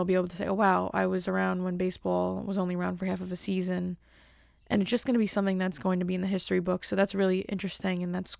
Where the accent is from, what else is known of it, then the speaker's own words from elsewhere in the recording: Bronx, New York, United States; I'm still … from the Bronx. The Bronx.